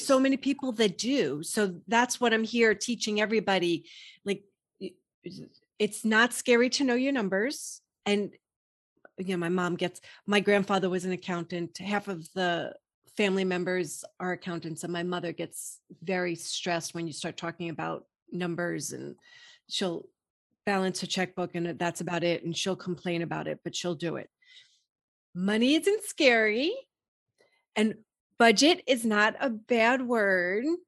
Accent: New York, United States; I grew up in New York, I was working in Manhattan

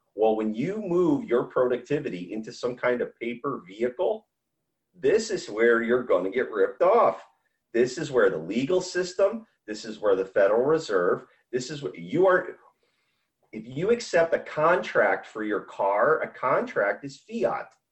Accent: United States; As an American warrior

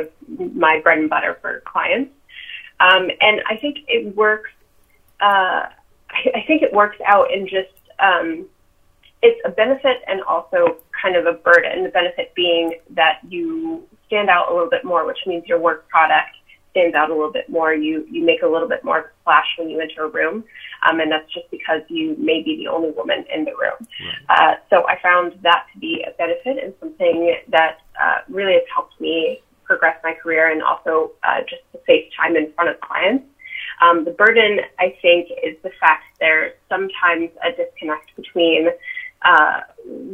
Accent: Eagle River, Alaska, United States; also born or lived in Delaware / Virginia; now in Anchorage, United States; I'm actually from Alaska. I'm from Eagle River.

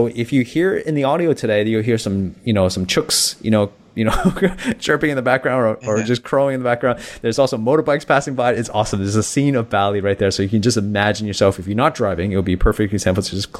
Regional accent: Toronto, Ontario, Canada; moved away as an adult; now in Australia; we're both from Toronto and, you know, we've been away. Like, you know, you live in Bali, you lived in Korea, so I think for 4 years. I've been in Australia here for, you know, almost 14, 15 years now.

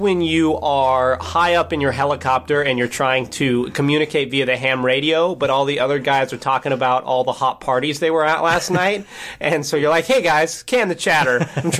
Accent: Washington, United States; I grew up in Washington State, so there's mountains somewhat close by.

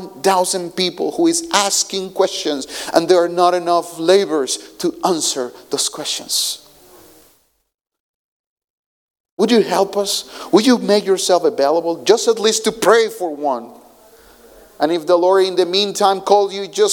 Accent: Colombia; English is a second language; moved away; I come from Colombia, so we know what a guerrilla fighter is

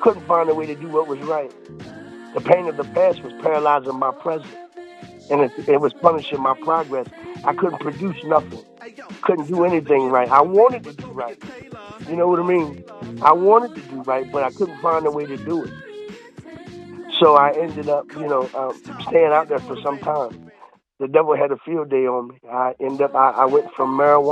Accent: Milford, Delaware, United States; moved away as an adult; now in North Carolina, United States; I was born in Milford, Delaware in 1977.

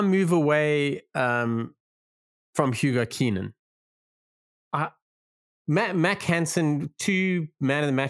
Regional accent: South Africa; We are South African

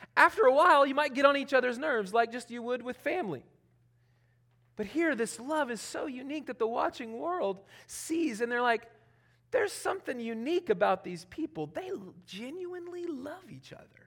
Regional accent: Charlotte, North Carolina, United States; moved away; also born or lived in Elberton, Georgia; I'm from Charlotte.

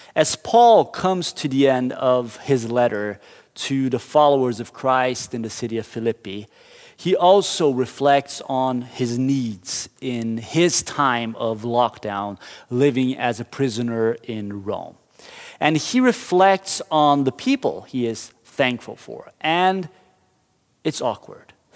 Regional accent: Curitiba, Paraná, Brazil; moved away; I grew up in Brazil, and in my hometown of Curitiba

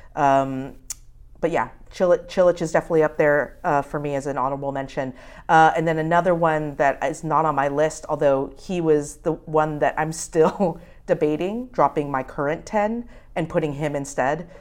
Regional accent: United States; being an American

